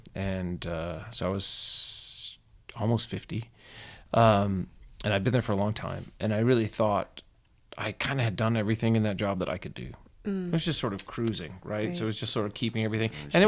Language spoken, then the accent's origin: English; Atlanta, Georgia, United States; I mean, I'm from Atlanta, you know, where we did all this fancy stuff. And we were just so good.